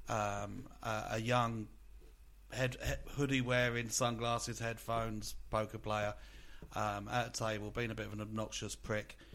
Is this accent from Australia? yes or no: yes; Australia; as an Australian